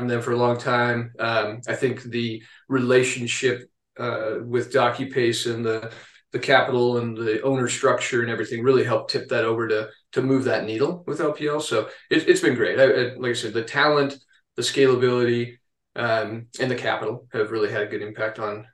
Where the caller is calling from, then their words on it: Denver, Colorado, United States; Denver, Colorado.